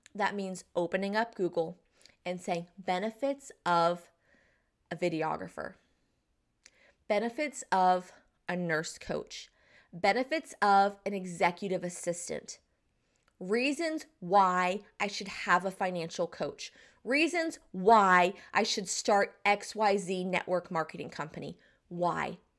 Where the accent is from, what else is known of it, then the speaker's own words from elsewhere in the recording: Southeastern North Carolina, United States; I'm from the South. I'm from Southeastern North Carolina and I live in the Bible Belt here